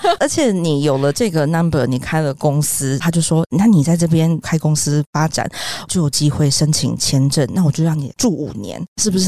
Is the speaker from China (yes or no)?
no; Taiwan; 我们在台湾都有身份证字号